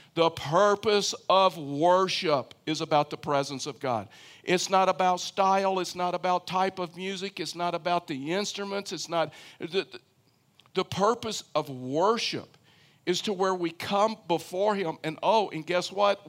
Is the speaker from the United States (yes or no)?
yes; Houston, Texas, United States; moved away as an adult; now in Colorado, United States; I grew up in Houston, Texas